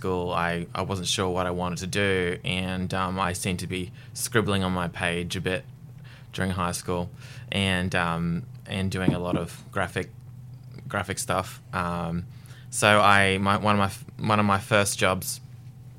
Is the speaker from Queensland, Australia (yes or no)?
yes; Redcliffe, Queensland, Australia; also born or lived in Ballarat, Victoria; I was born in Ballarat and I came up to Redcliffe when I was about 11 years old. And we basically grew up out the back of Redcliffe.